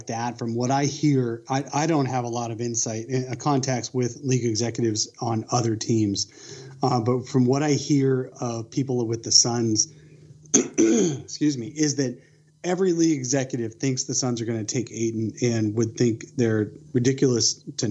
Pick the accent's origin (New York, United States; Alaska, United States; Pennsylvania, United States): Pennsylvania, United States; now in Arizona, United States; I grew up in Pennsylvania